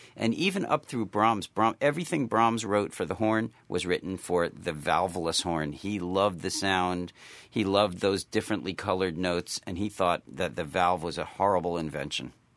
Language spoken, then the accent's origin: English; Williamstown, Massachusetts, United States; I grew up in Williamstown, Massachusetts